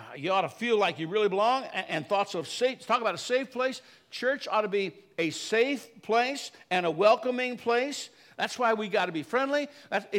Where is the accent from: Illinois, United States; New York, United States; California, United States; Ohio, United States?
Illinois, United States; Chicago; I grew up in the South Chicago area